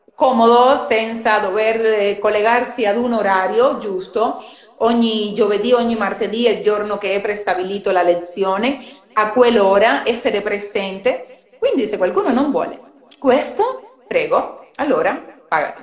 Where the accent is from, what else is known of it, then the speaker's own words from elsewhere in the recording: Cuba; Italian is a second language; now in Italy; sono cubana, anche se sono molti anni che sono in Italia si sente magari anche dal mio accento